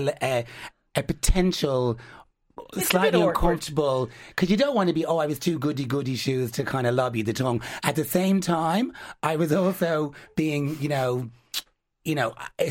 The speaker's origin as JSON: {"language": "English", "country": "Ireland", "said": "We're Irish."}